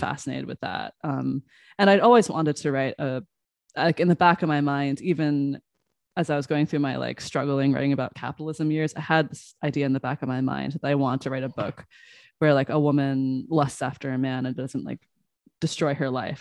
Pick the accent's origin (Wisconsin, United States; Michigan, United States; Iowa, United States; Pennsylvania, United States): Iowa, United States; Des Moines; I grew up in Des Moines, Iowa